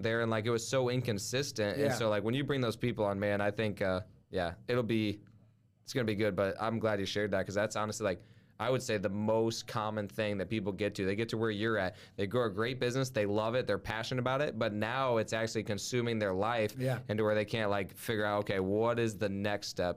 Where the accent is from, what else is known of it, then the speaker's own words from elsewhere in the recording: Midwest, United States; we're from the Midwest